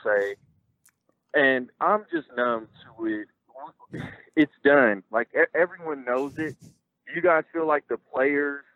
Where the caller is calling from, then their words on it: Oklahoma City, Oklahoma, United States; I'm calling from Oklahoma City.